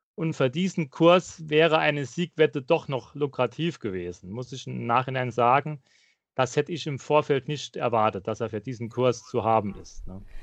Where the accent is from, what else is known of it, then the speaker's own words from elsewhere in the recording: near Saarbrücken, Saarland, Germany; Ich komme aus der Nähe von Saarbrücken